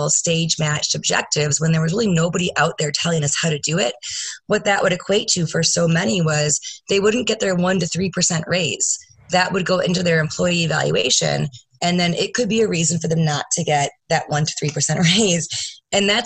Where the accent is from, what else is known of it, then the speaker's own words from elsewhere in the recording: Grand Rapids, Michigan, United States; I am from Grand Rapids, Michigan